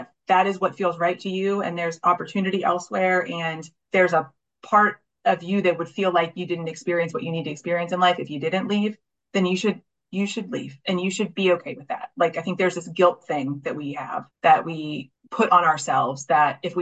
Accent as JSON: {"language": "English", "town": "Wellsburg", "region": "West Virginia", "country": "United States", "tie": "born or raised there", "said": "I am from Wellsburg"}